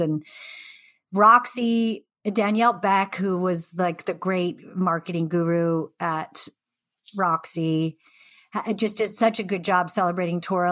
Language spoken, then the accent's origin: English; Seattle, Washington, United States; also born or lived in the Northwest; I grew up in Seattle, like, you know, during the grunge era